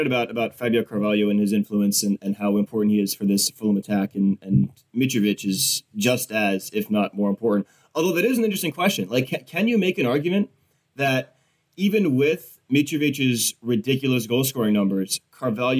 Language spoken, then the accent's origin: English; United States; as an American